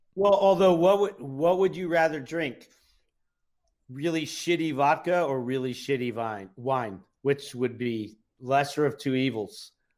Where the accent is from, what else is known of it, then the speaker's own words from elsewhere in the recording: New York City, New York, United States; I grew up in New York City, so drinking age was 18 at the time